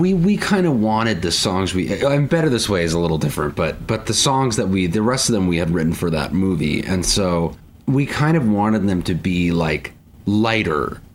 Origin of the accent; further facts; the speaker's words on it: Portsmouth, New Hampshire, United States; moved away as an adult; also born or lived in Boston, United States; now in Nashville, United States; born and raised in Portsmouth, New Hampshire.